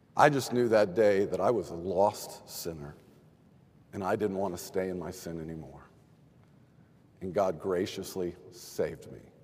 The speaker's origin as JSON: {"language": "English", "region": "Texas", "country": "United States", "tie": "born or raised there", "said": "I grew up in Texas"}